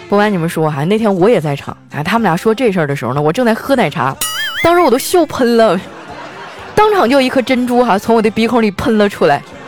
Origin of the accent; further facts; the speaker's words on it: Northeast China, China; 在我们东北呢， 吃饭还是要拼体力的